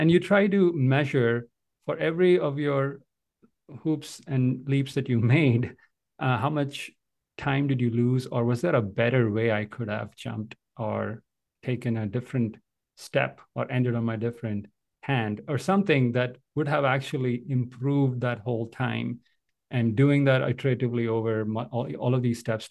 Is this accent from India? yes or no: yes; India; moved away; I grew up in India